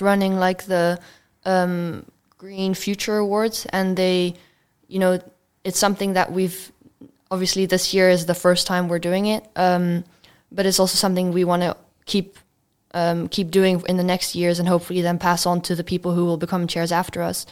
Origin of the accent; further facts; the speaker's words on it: Belgium; now in Netherlands; I come from Belgium